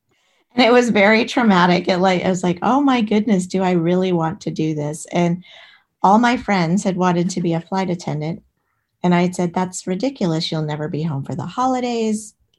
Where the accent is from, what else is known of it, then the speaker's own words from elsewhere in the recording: Alexandria, Virginia, United States; I grew up in Alexandria, Virginia. So right outside of DC.